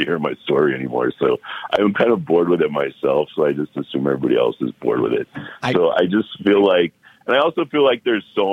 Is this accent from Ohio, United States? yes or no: yes; Cleveland, Ohio, United States; moved away; also born or lived in Miami; I'm from Cleveland, Ohio